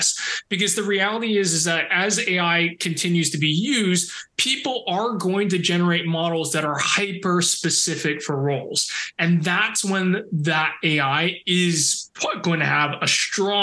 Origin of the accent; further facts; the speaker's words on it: Canada; I'm so Canadian that now it's just embedded in me